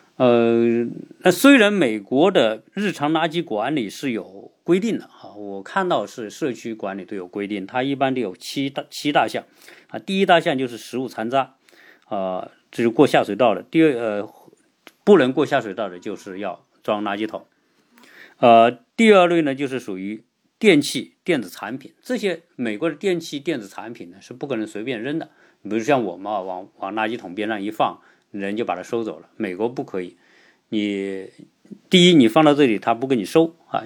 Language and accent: Chinese; China; 我们中国人